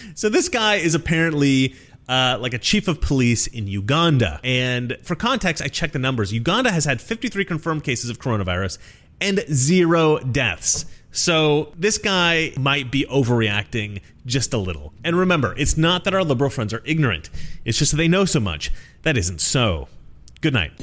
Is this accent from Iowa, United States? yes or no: no; Oregon, United States; Oregon, my home state